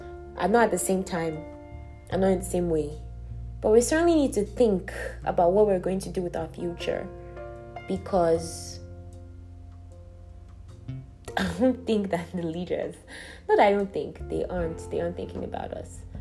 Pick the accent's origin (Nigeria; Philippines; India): Nigeria; I was born in Nigeria. I'm a Nigerian citizen